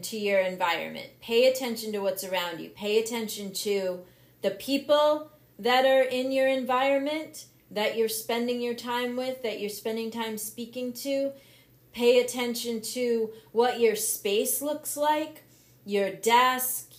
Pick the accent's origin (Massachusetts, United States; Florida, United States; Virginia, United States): Massachusetts, United States; moved away as an adult; now in Vermont, United States; I'm now in Vermont, but I grew up in Massachusetts. 36 years in Massachusetts.